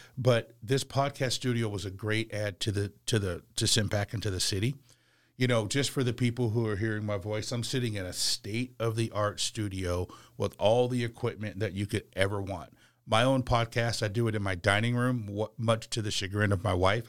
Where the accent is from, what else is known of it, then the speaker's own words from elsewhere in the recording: Portland, Oregon, United States; moved away as an adult; also born or lived in Milwaukie, Oregon; now in Charlotte, United States; I'm originally from the West Coast, I'm originally from Portland, Oregon